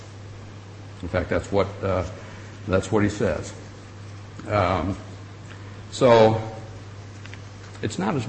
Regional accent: Michigan, United States; moved away as an adult; also born or lived in Colorado; I grew up in Michigan

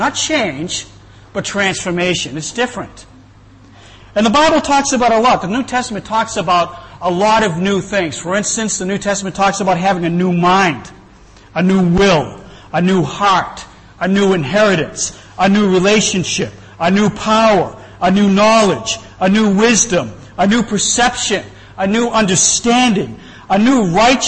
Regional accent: Boston, Massachusetts, United States; moved away; I'm from Boston. I've been here for quite a while

